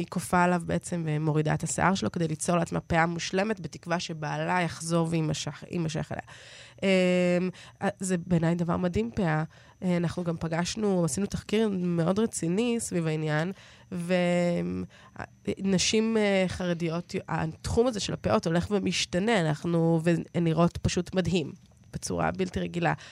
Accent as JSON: {"language": "Hebrew", "country": "Israel"}